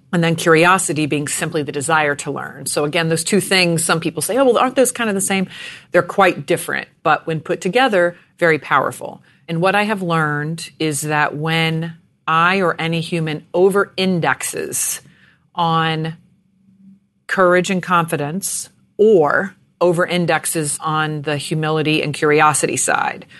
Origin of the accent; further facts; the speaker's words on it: Jacksonville, Florida, United States; I was born in Jacksonville, Florida